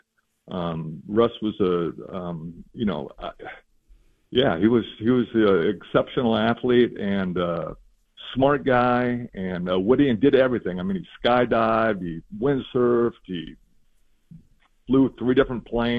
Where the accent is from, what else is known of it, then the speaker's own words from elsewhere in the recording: Eugene, Oregon, United States; I grew up in Eugene as a kid